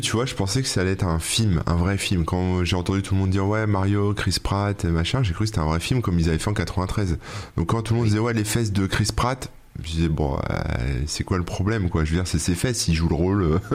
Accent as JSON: {"language": "French", "country": "France", "said": "nous en tant que Français"}